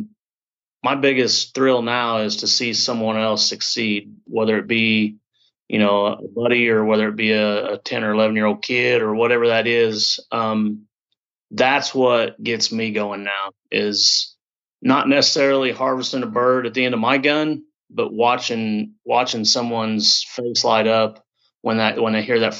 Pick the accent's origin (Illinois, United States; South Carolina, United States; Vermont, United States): Illinois, United States; Southern; I'm from Southern Illinois, actually straight east of St. Louis, about an hour and a half. Grew up here